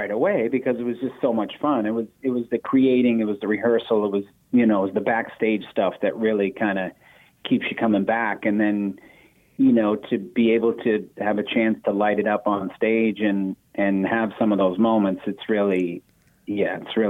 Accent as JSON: {"language": "English", "town": "Boston", "region": "Massachusetts", "country": "United States", "tie": "born or raised there", "said": "growing up in Boston"}